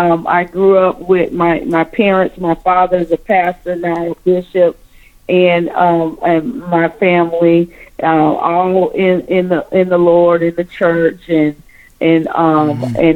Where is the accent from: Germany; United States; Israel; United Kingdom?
United States; Speedville, Florida; moved away; also born or lived in McDonough, Georgia / Clayton County, Georgia; I grew up in a little small country town. It's we just got a sign up called Speedville. It's in Florida.